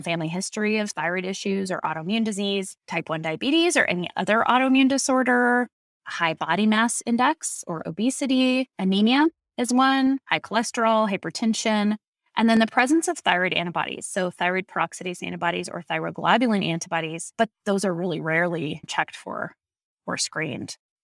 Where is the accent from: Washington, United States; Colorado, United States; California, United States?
Colorado, United States; I grew up in Colorado